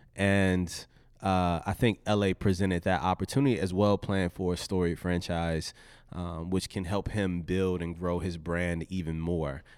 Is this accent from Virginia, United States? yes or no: yes; Richmond, Virginia, United States; I was raised in Southside Richmond, Virginia.